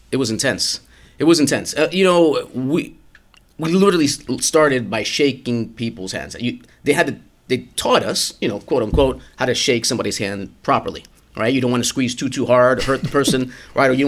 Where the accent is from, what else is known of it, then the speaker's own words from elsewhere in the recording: Miami, Florida, United States; I mean, growing up in Miami, which high school years I did in Miami, you know, in my street, I don't think we repeated a country for like 20